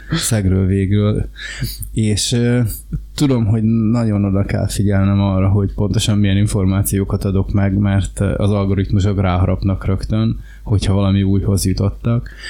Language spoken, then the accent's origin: Hungarian; Hungary; rájött, hogy én magyar